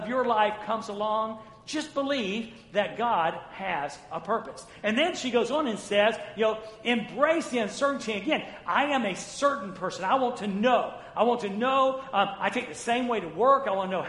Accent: North Florida, United States; moved away; I was raised in the South, in Florida. It was North Florida, but it was Florida.

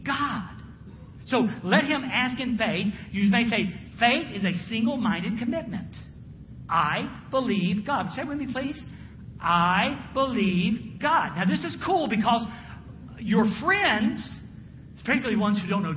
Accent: Jacksonville, Florida, United States; I'm from the South. I'm from Jacksonville. I grew up with the beach

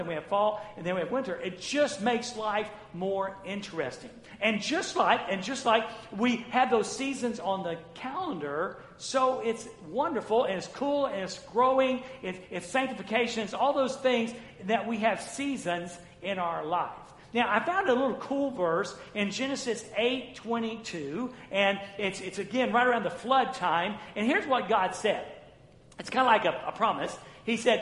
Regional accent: North Florida, United States; moved away; I was raised in the South, in Florida. It was North Florida, but it was Florida.

